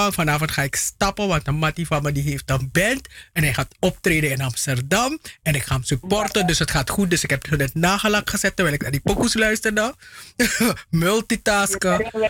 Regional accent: Paramaribo District, Suriname; Oh nee, ik, ik logeerde daar alleen. Ik, ik ben van Zorg en Hoop

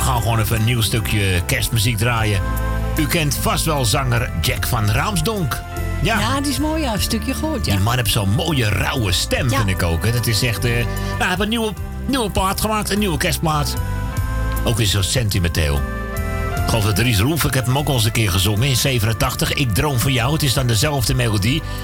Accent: Amsterdam, North Holland, Netherlands; Ik ben geboren in Amsterdam-West

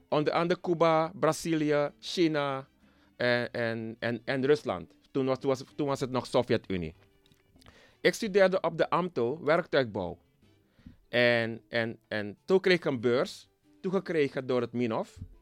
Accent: Nickerie, Suriname; now in Switzerland; ik kom oorspronkelijk uit Nikeri

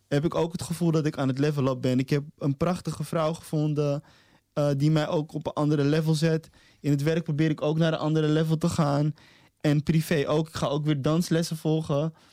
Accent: Amsterdam, North Holland, Netherlands; moved away as an adult; now in Almere, Netherlands; En ik ben een Amsterdammer die verplaatst is naar Almere. Maar ik ben in, in hart en nieren ben ik nog steeds Amsterdammer

